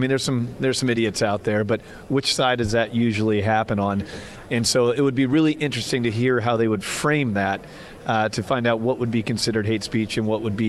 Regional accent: Midwest, United States; moved away as an adult; now in San Diego, United States; Hey, look, I'm born from the Midwest. I'm from the middle of this country. So my American dream is being raised in the Midwest with a great family and have the opportunity as an entrepreneur to make my way to San Diego and live out my American dream.

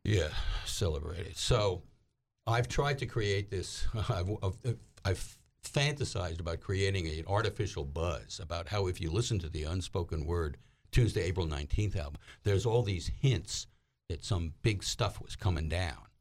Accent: New York, United States; moved away as an adult; also born or lived in Little Rock, Arkansas; I go back to New York

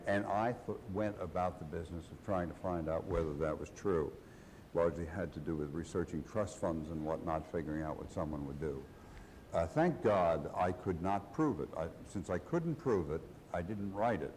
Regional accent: United States; As an American

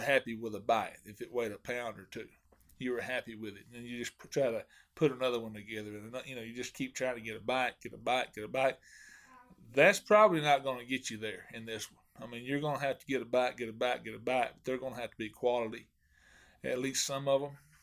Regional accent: Hot Springs, Arkansas, United States; now in Mount Ida, United States; I grew up in Hot Springs and, and fished Hamilton a lot.

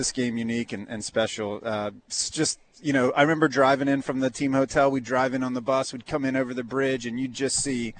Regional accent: Jacksonville, Florida, United States; my hometown where I grew up

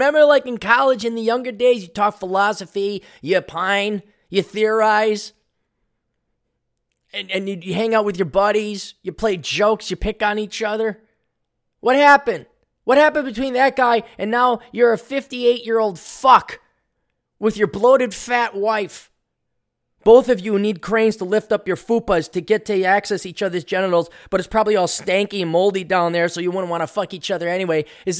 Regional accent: Hawaii, United States; Because I was born and raised in Hawaii.

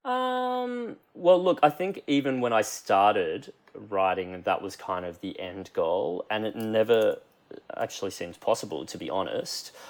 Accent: Queensland, Australia; moved away as an adult; also born or lived in Brisbane; now in Sydney, Australia; I'm currently based in Sydney and I have been here for the last three years, but I still very much think of myself as a Queenslander who happens to live in Sydney.

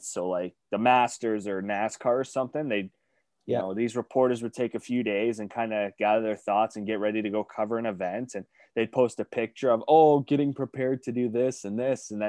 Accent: Canada; we're Canadian

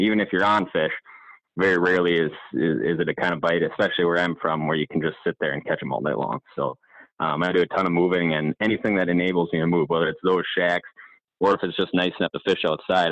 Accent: Hayward, Wisconsin, United States; I'm from Hayward area

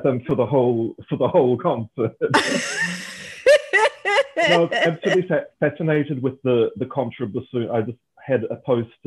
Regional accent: Auckland, New Zealand; I grew up in Auckland in New Zealand.

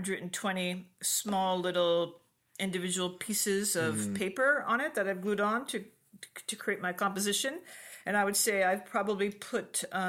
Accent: Hong Kong; also born or lived in Japan / Liberia / Cameroon; I was raised in Asia, in Hong Kong and Japan.

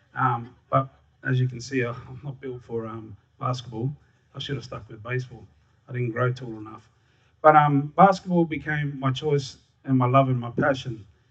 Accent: Darwin, Northern Territory, Australia; I was born and raised in Larrakia land in Darwin, just down the road at the old hospital.

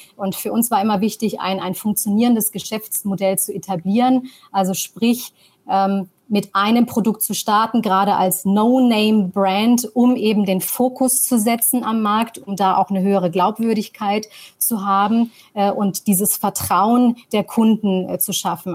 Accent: Tunisia; also born or lived in New York; now in Germany; bin gebürtige Tunesierin

